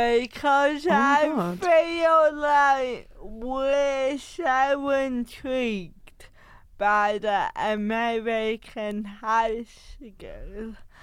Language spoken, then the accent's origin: English; Bridlington, Yorkshire and the Humber, United Kingdom; born or raised there; moved away